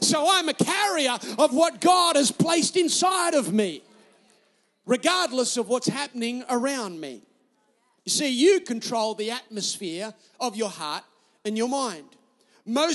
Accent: Newcastle, New South Wales, Australia; I'm Australian

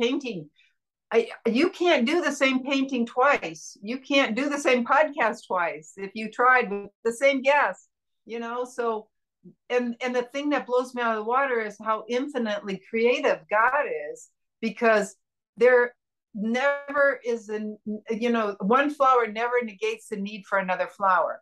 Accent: Indiana, United States; moved away as an adult; now in San Diego, United States; I was born in Indiana.

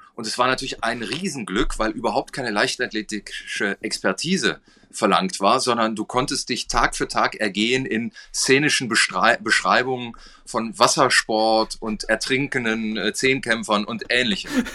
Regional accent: North Rhine-Westphalia, Germany; Ich bin in Westfalen äh, aufgewachsen

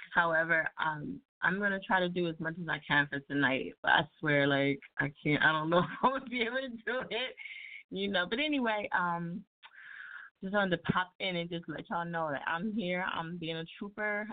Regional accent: New Jersey, United States; I'm from Jersey. You know what I'm saying? Can't you tell by my accent?

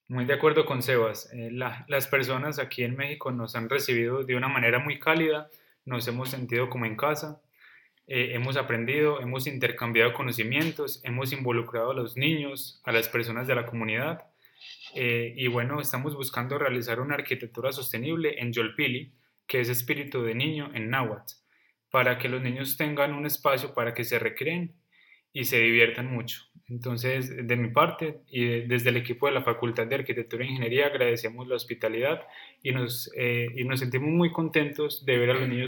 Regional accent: Colombia; Nosotros como colombianos nos gusta mucho la ranchera

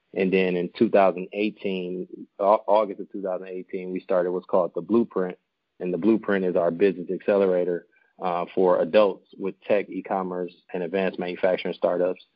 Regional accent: Milwaukee, Wisconsin, United States; born and raised in Milwaukee, Wisconsin

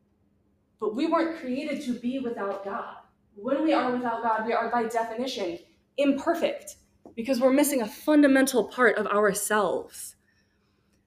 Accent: Missouri, United States; I'm from Missouri

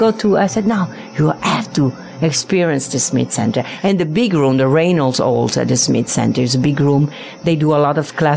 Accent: Venice, Veneto, Italy; English is a second language; also born or lived in New York / Netherlands; now in Las Vegas, United States; I'm from Venice, Italy.

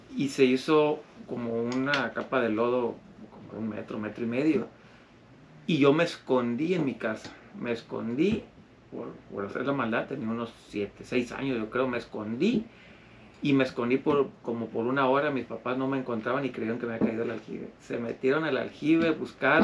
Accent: Mazatlán, Sinaloa, Mexico; Yo crecí en Mazatlán y en la zona dorada

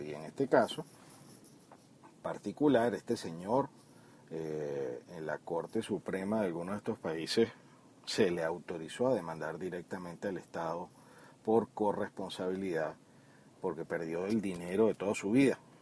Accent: Venezuela; como venezolanos

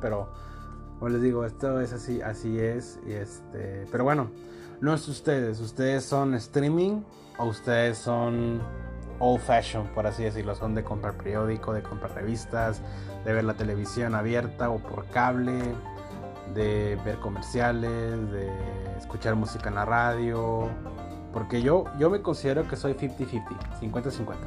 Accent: Coahuila, Mexico; yo soy de Coahuila, muy al norte

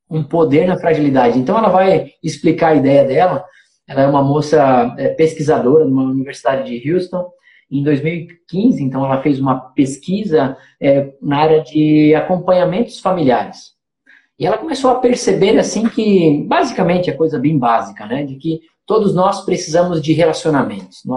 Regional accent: Trombudo Central, Santa Catarina, Brazil; lá de Trombudo Central, será que, como é que eles vão achar que eu disser que eu sou de Trombudo e tal, é, Trombudo Central

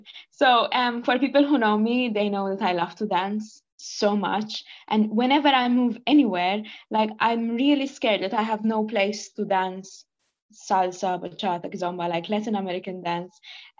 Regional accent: Malta; English is a second language; you know, I'm from Malta.

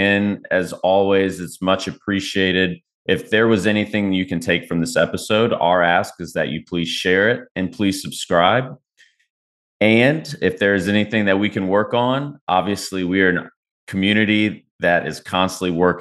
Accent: Texas, United States; now in Carolinas, United States; I'm from Texas

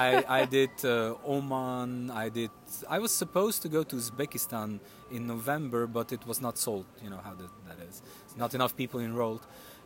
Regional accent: Slovenia; now in Ljubljana, Slovenia; That's because it's from my part of Slovenia. I come from the Chicken Head.

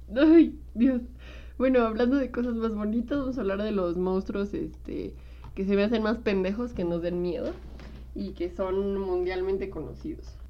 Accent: Mexico; como mexicanos

